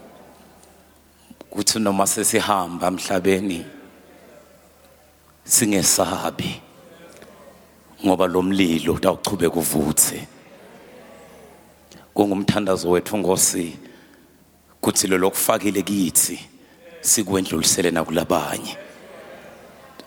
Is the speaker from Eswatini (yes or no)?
yes; Eswatini; we are coming with from Swaziland